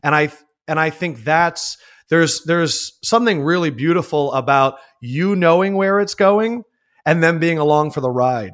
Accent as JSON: {"language": "English", "town": "Philadelphia", "region": "Pennsylvania", "country": "United States", "tie": "born or raised there", "said": "growing up in Philadelphia"}